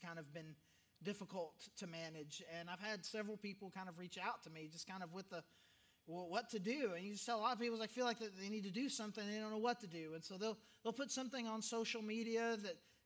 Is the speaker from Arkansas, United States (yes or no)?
yes; Arkansas, United States; growing up in Arkansas